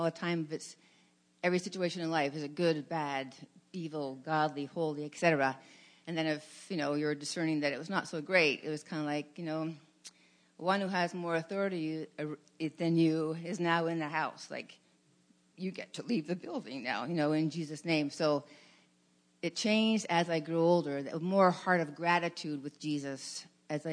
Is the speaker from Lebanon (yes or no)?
no; Hamilton, Ontario, Canada; I was raised in Hamilton Mountain